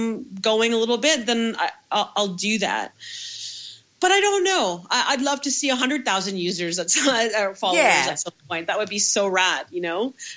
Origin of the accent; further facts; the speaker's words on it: Toronto, Ontario, Canada; I'm from Toronto